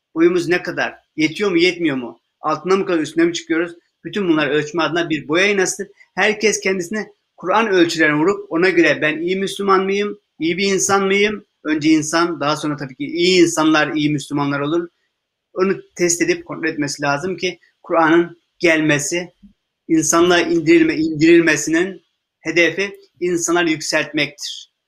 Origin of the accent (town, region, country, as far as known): Turkey